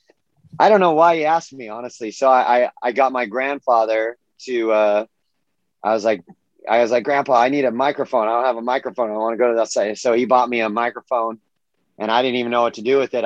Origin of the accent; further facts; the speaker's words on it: Southern California, United States; also born or lived in Mission Viejo, California; I grew up in Southern California